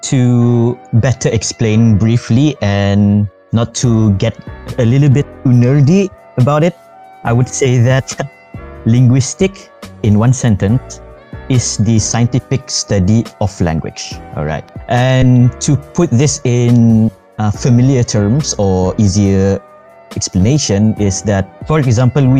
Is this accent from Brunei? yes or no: yes; Brunei; I am from Brunei, your beloved neighbor.